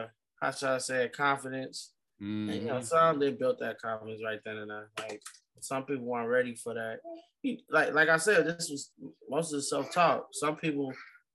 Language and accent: English; Chicago, Illinois, United States; growing up in Chicago